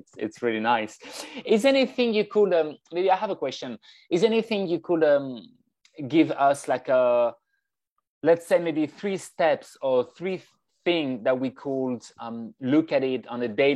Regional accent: France; moved away; I was born in France

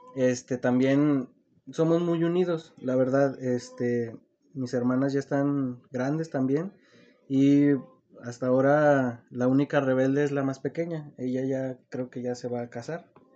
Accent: Zacatecas, Mexico; yo soy de aquí, de Zacatecas, mm, pues nací aquí, crecí aquí

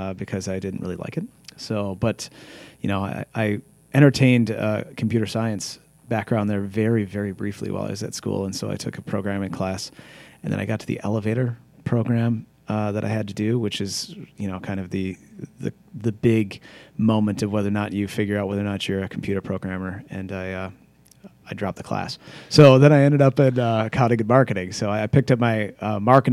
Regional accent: Brown Deer, Wisconsin, United States; also born or lived in Rothschild, Wisconsin / Menomonee Falls, Wisconsin; I was born in Brown Deer, Wisconsin. And then we moved up to Wausau for a couple

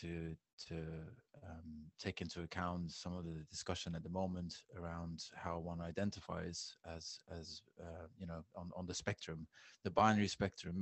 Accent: Flemish side of Belgium, outside Brussels, Flanders, Belgium; moved away as an adult; also born or lived in London / Berlin / Bali / Sweden; I'm originally from Belgium. I grew up in a small town outside of Brussels in the Flemish side of Belgium. Moved to London when I was 21

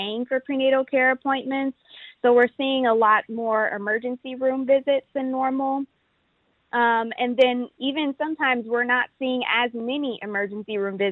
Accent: Houston, Texas, United States; also born or lived in Washington, D.C.; I grew up in Houston, and I attended DeBakey High School for Health Professions

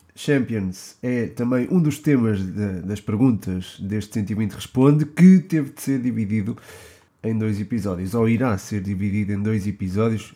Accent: Portugal; como português

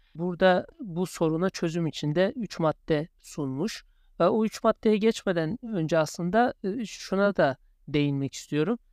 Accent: Turkey; accent: Turkish; first language Turkish; moved away as an adult; also born or lived in Chicago, United States; now in London, United Kingdom; bizler Türkiye'liyiz, Türk'üz ve Türkiye aksanıyla konuşmaya da meyilliyiz

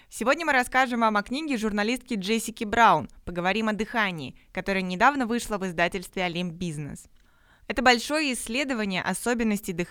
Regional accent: Belebey, Bashkortostan, Russia; А я из Башкортостана, город Белебей. Наш город небольшой, 60 тысяч

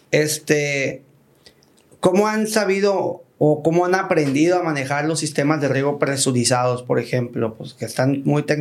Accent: Peru; Lo veo muy orgulloso como peruano de visualizarse como un titán agroalimentario como país.

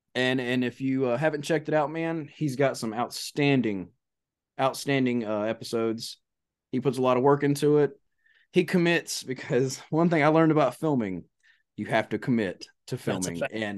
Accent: North Florida, United States; I grew up in North Florida. I've spent the majority of my life in the woods or on the water.

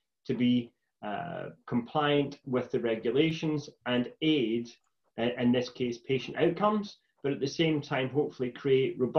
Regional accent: Stewarton, Scotland, United Kingdom; also born or lived in Glasgow; I was born in East Ayrshire, in a village called Stewarton, and was the first of my family to go to and successfully come through university

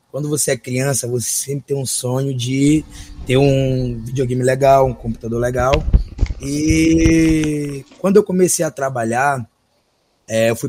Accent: São Luís, Maranhão, Brazil; Eu sou natural de São Luís, atualmente resido aqui em São Luís.

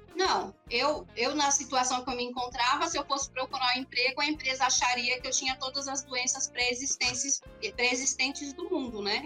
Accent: São Bernardo do Campo, São Paulo, Brazil; Eu sou aqui de São Bernardo

